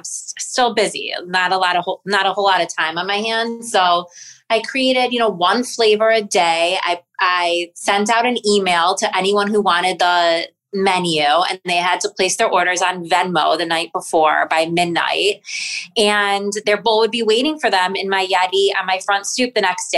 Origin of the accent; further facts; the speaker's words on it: Highland Park, Illinois, United States; I grew up in Highland Park